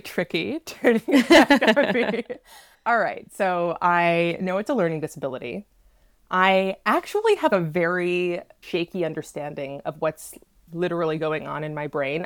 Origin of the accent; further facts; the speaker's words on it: New England, United States; now in Los Angeles, United States; I grew up in New England with a lot of socioeconomic privilege.